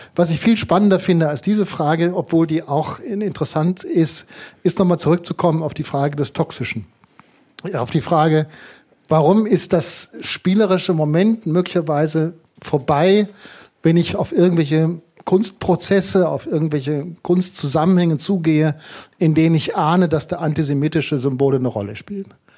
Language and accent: German; Germany; bei uns in Deutschland